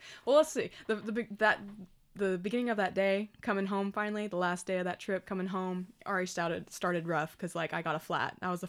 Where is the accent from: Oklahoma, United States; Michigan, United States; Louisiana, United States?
Oklahoma, United States; Dude, me too. It's okay. We're from Oklahoma.